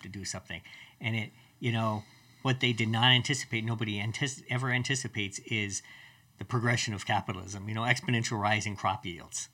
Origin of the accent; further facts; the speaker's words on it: Colorado, United States; I grew up in Colorado